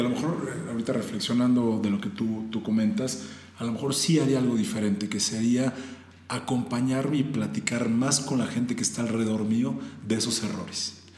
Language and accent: Spanish; Puebla, Mexico; now in Mexico City, Mexico; somos, de Puebla